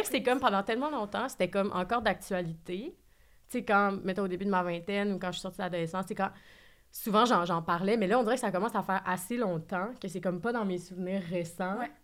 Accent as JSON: {"language": "French", "town": "Saguenay", "region": "Quebec", "country": "Canada", "tie": "born or raised there", "also_born_or_lived": "Montreal", "moved": "yes", "said": "je viens de Saguenay"}